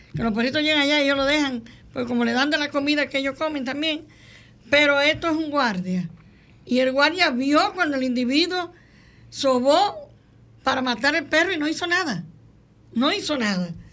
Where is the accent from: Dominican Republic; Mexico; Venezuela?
Dominican Republic; Santiago de los Caballeros, Santiago; Nací en Santiago